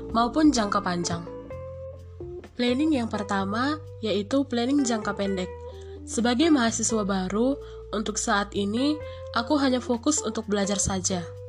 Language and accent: Indonesian; North Sumatra, Indonesia; moved away as an adult; now in Lampung, Indonesia; Aku sih berasal dari Sumatera Utara. Ya, cukup lumayan jauh sih ke Lampung. Tetapi, aku harus mencoba untuk merantau